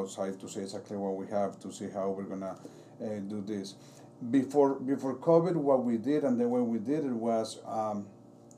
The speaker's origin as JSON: {"language": "English", "country": "Colombia", "tie": "born or raised there", "moved": "yes", "lives_now": "Paterson, United States", "said": "I am from Colombia."}